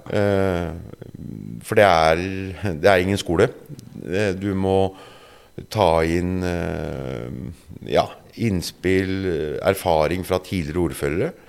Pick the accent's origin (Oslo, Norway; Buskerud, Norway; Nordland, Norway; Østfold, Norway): Buskerud, Norway; Drammen; jeg vokste opp øh Eh, på Galterud.